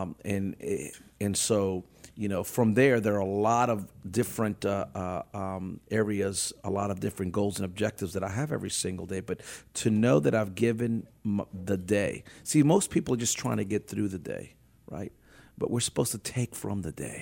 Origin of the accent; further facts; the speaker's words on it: New Orleans, Louisiana, United States; I was born and raised in New Orleans